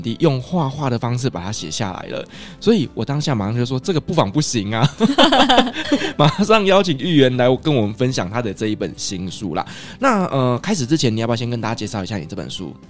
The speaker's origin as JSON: {"language": "Chinese", "region": "Kaohsiung", "country": "Taiwan", "said": "我们都是来自于高雄"}